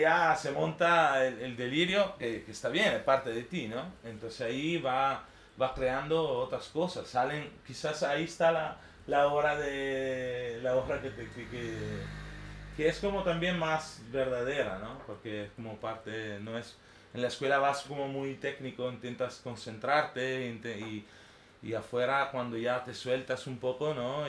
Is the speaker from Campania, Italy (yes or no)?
no; a village on Lake Garda, near Verona, Veneto, Italy; Spanish is a second language; moved away as an adult; now in Barcelona, Spain; Y vengo de Italia, de un pueblito su lago de Garda, cerca de Verona